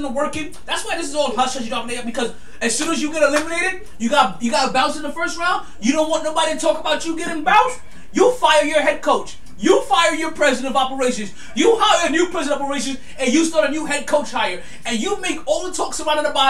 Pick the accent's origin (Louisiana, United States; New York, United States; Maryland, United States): New York, United States; New York City; I'm from Brooklyn